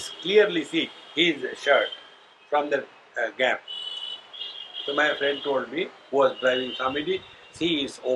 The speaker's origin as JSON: {"language": "English", "country": "India", "said": "being Indian"}